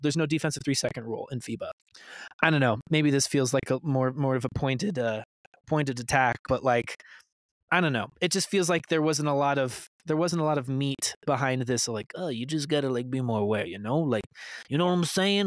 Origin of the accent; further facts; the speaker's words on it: Utah, United States; my hometown team